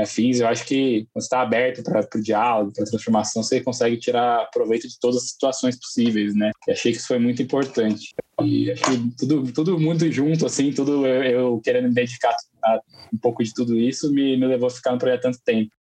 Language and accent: Portuguese; São José dos Campos, São Paulo, Brazil; eu sou de São José dos Campos, né, aqui do interior de São Paulo. Eu morei em São Paulo por 10 anos